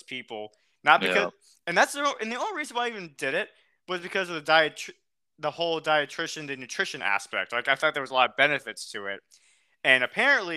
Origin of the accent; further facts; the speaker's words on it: United States; accent: American; my American accent